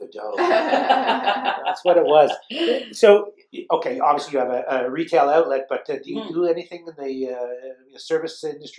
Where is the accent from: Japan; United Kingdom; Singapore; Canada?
Canada; The good thing about being Canadian